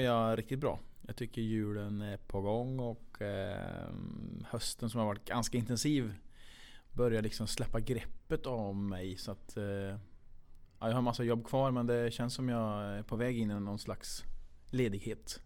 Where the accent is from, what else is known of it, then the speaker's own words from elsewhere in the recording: Kil, Värmland, Sweden; vi är från Kil båda två